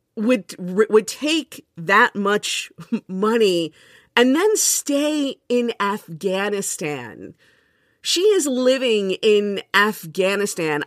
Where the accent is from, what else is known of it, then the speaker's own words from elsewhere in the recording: Miami, Florida, United States; moved away as an adult; now in Jersey City, United States; I grew up in Miami